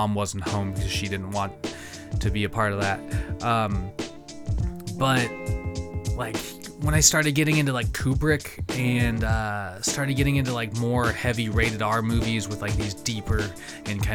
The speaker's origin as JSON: {"language": "English", "town": "East Wenatchee", "region": "Washington", "country": "United States", "tie": "born or raised there", "moved": "yes", "said": "Growing up in Wenatchee, in East Wenatchee especially"}